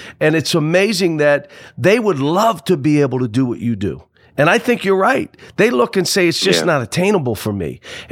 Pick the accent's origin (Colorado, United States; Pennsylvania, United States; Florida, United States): Pennsylvania, United States; Pittsburgh; I grew up in Pittsburgh